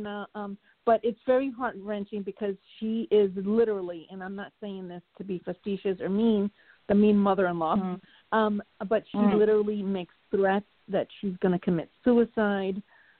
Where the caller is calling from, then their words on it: Florida, United States; Hi, ladies. Good evening. … from Florida.